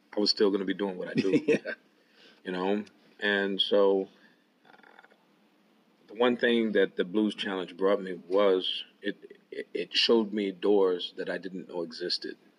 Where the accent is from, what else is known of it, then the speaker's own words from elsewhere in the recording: Waterloo, Iowa, United States; my hometown of Waterloo, Iowa